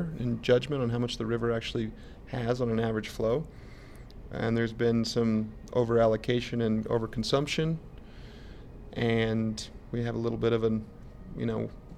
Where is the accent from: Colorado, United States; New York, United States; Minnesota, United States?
Colorado, United States; I grew up in Colorado in a ski town